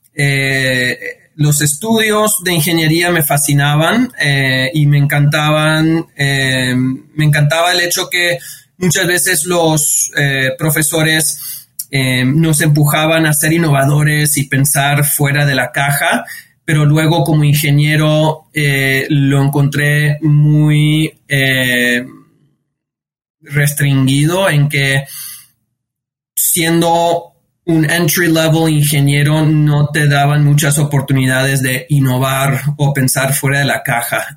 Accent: New York, United States; yo, yo nací, me nací, crecí en, en New York de, padres eh, inmigrantes

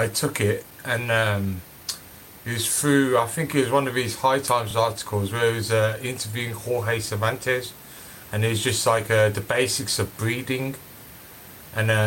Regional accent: Birmingham, West Midlands, United Kingdom; I was obviously born and raised in Birmingham.

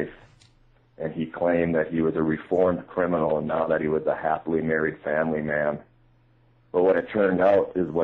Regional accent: Great Falls, Montana, United States; Great Falls, Montana, my hometown

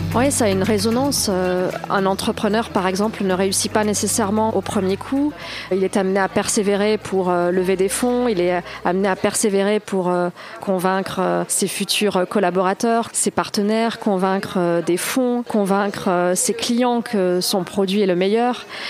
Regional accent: Toulouse, Occitania, France; also born or lived in Carcassonne; j'ai grandi euh, ensuite dans la banlieue de Toulouse

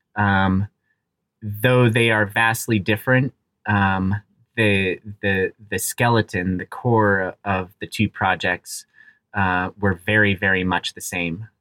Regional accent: Aspen, Colorado, United States; I grew up in Aspen, Colorado. I'm very fortunate to, uh, to have that as my hometown

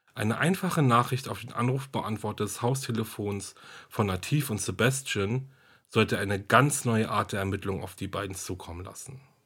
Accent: Germany; hier bei uns in Deutschland

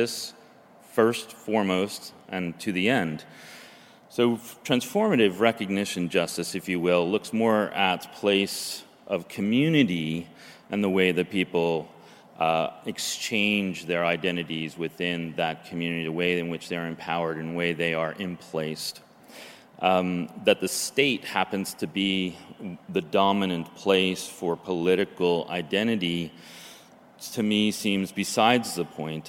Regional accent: New Jersey, United States; moved away as an adult; now in Oregon, United States; the place that I grew up in New Jersey, in the swamplands, Pine Barrens

